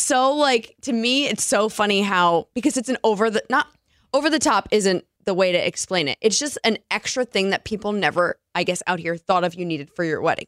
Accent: East Coast, United States; moved away; Growing up on the East Coast

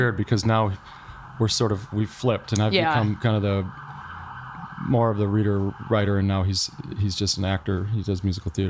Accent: Joliet, Illinois, United States; moved away; also born or lived in Chicago, Illinois; I was born in Chicago like a century ago, and then I moved to Joliet, Illinois when I was like 5 and grew up there.

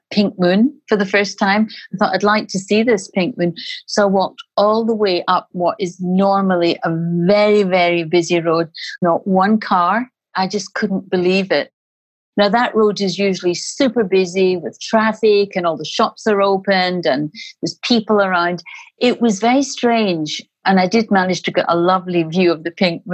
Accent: Glasgow, Scotland, United Kingdom; also born or lived in Spain; now in Liverpool, United Kingdom; I'm originally Scottish. I'm from Glasgow

